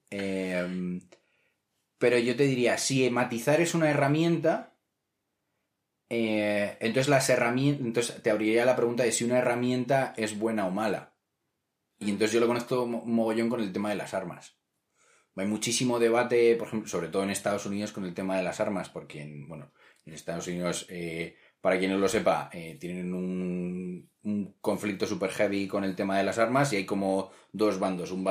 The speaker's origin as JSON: {"language": "Spanish", "country": "Spain", "said": "yo me presento eh, como español fuera de España cuando viajo"}